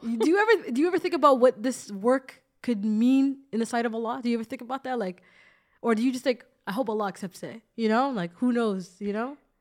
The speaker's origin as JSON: {"language": "English", "town": "Toronto", "region": "Ontario", "country": "Canada", "said": "I'm from Toronto, the six."}